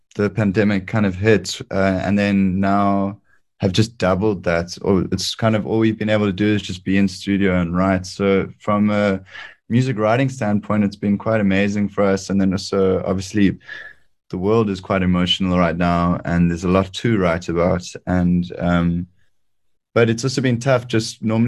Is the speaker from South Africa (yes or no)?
yes; Cape Town, Western Cape, South Africa; there is a bird sanctuary in Hout Bay where I grew up in Cape Town